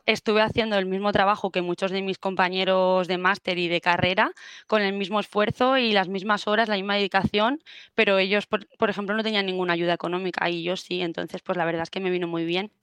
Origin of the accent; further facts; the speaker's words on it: Murcia, Region of Murcia, Spain; moved away as an adult; now in Valencia, Spain; fue la de Murcia porque yo soy de ahí